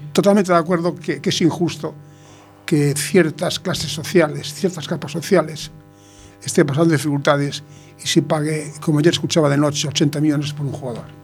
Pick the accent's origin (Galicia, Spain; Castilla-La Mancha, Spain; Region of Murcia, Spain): Galicia, Spain; A Coruña; Yo nací en La Coruña, estoy de La Coruña